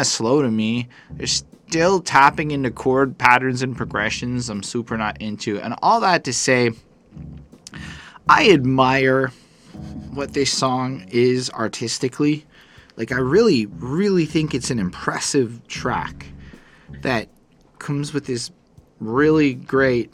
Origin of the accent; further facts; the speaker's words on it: Montreal, Quebec, Canada; I am a city boy, born and raised in Montreal